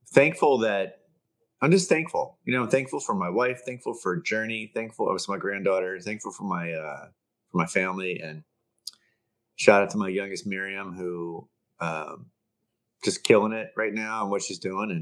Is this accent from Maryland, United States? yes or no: yes; Baltimore, Maryland, United States; the house I grew up in Baltimore